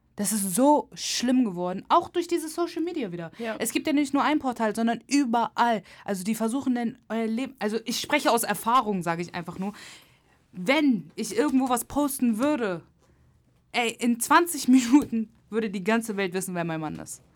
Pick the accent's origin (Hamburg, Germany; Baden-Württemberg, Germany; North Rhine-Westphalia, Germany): Hamburg, Germany; moved away; ich komme nicht mehr aus Hamburg, ne? Ich bin stolze Hamburgerin, aber ich wohne nicht mehr hier.